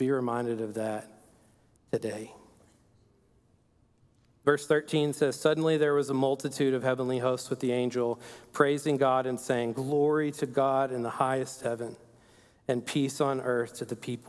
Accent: Perryton, Texas, United States; moved away; this is my hometown. It's a place called Perryton

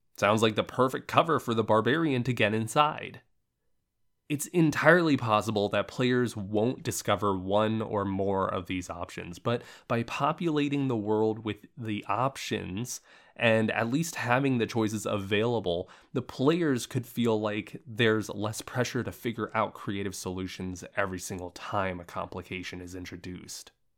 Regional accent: Central Florida, United States; now in Los Angeles, United States; I'm originally from Central Florida

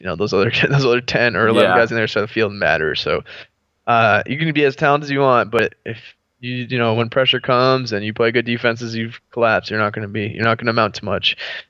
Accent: California, United States; even though I grew up in California

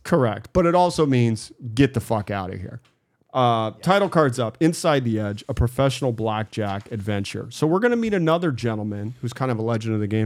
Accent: Boise, Idaho, United States; I grew up in Boise

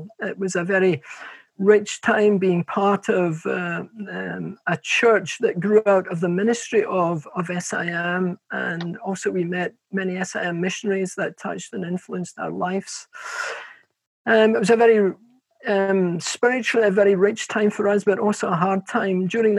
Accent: Glasgow, Scotland, United Kingdom; Well, we're actually from Glasgow, although our accent, because we've travelled so much, has been a bit contaminated. And born on the edge of Glasgow

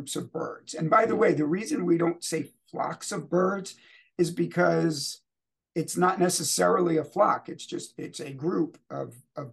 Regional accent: New York City, New York, United States; I was born in New York City, so those people were likely relatives of mine

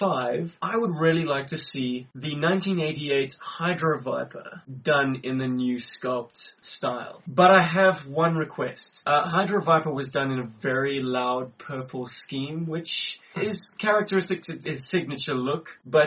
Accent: Johannesburg, Gauteng, South Africa; we are from Johannesburg, we're in South Africa. It's rather unique being South African G.I. Joe collectors.

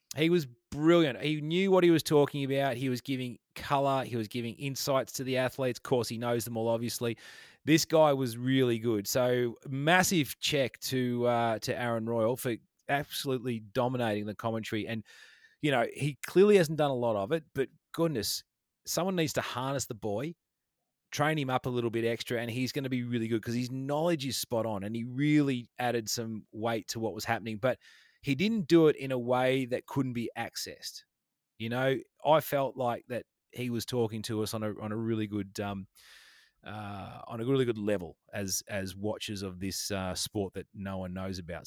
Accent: Geelong, Victoria, Australia; my hometown almost down in Geelong. So I'm a little bit out of Geelong where I where I live on the west coast here in Victoria

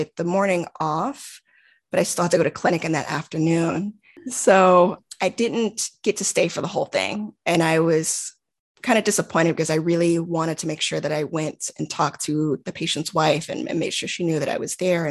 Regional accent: Houston, Texas, United States; moved away as an adult; now in Bay Area, United States; I'm from Houston, just, you know, starting my job now, but I don't have any family in the Bay Area

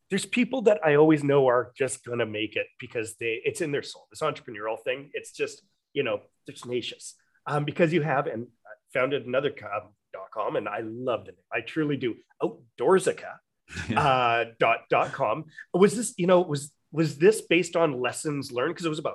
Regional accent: Australia; And I'm so Australian.

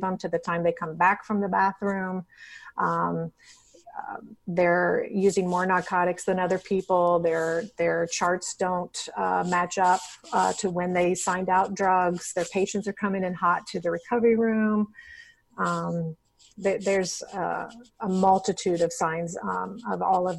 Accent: Dayton, Ohio, United States; I was born in Dayton, Ohio

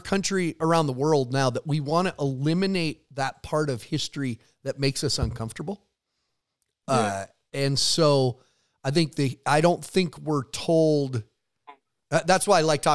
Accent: near Browning, Montana, United States; growing up near Browning and the Blackfeet Reservation was just part of kind of how we were growing up

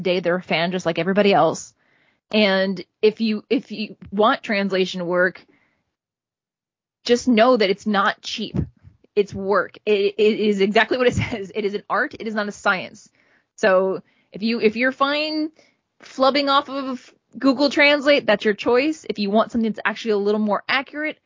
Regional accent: United States; here as an American

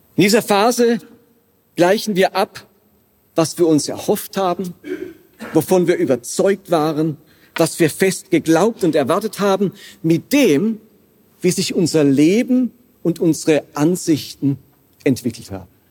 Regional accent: Karlsruhe, Baden-Württemberg, Germany; moved away; also born or lived in Basel; ich stamme aus Karlsruhe ursprünglich

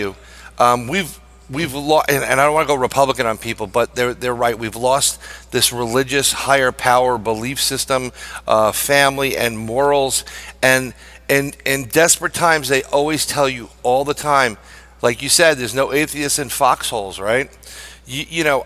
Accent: New York City, New York, United States; I'm a New Yorker

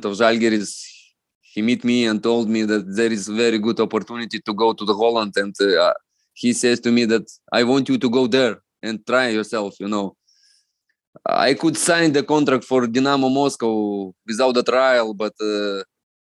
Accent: Lithuania; English is a second language; moved away as an adult; also born or lived in Netherlands / Scotland / Russia; I am from East Bloc country

